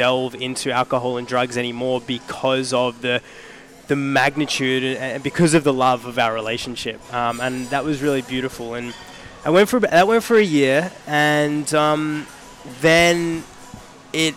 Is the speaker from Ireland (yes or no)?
no; Sydney, New South Wales, Australia; moved away as an adult; now in Melbourne, Australia; I'm actually originally from Sydney